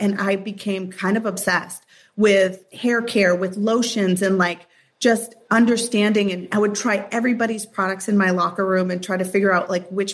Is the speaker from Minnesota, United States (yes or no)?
yes; Minneapolis, Minnesota, United States; I grew up in Minneapolis, Minnesota